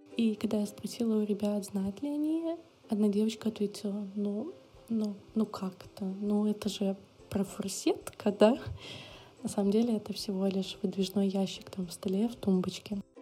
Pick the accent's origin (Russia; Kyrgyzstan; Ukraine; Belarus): Belarus; moved away; я сама из Беларуси